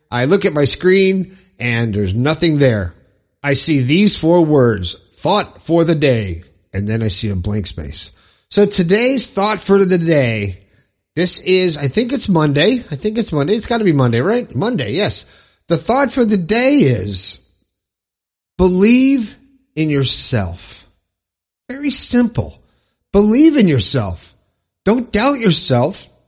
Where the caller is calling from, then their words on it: Toowoomba, Queensland, Australia; I'm from Toowoomba in Queensland, Australia.